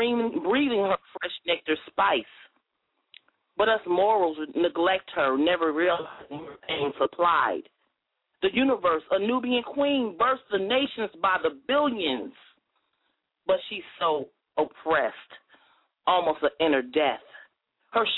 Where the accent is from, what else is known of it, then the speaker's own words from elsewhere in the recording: New Jersey, United States; now in Nashville, United States; I'm from Jersey, but I reside in Nashville